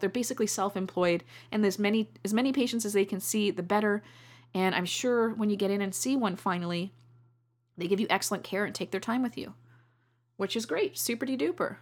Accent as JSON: {"language": "English", "country": "Canada", "said": "I love being a Canadian"}